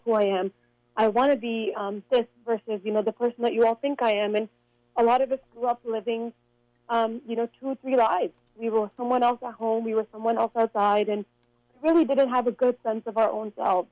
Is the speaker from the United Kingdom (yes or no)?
no; Canada; as a young girl growing up in Canada